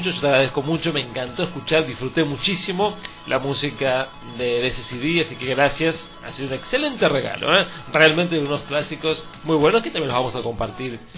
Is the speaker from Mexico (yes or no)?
no; Argentina; Así somos los argentinos.